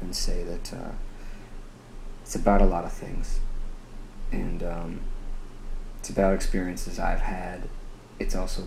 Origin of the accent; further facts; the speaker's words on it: New Hampshire, United States; I grew up in New Hampshire